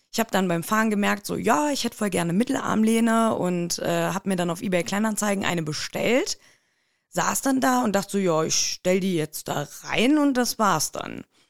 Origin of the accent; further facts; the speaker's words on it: Siegburg, North Rhine-Westphalia, Germany; ich komme aus der Nähe von Bonn. Äh, mhm. Siegburg nennt sich der Ort